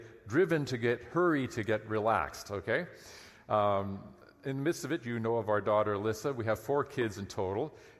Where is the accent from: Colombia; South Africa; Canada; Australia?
Canada; Lower Mainland, British Columbia; I grew up in the Lower Mainland